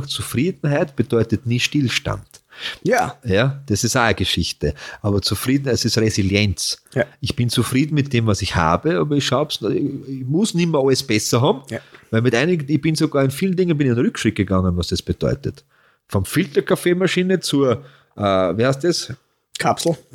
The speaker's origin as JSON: {"language": "German", "region": "Carinthia", "country": "Austria", "also_born_or_lived": "Vienna", "said": "bin ja Kärntner Maurer, weißt du was? Kennt, ja. ich, wenn ich heute, wenn ich durch Wien fahre, ich war ja meistens in Wien"}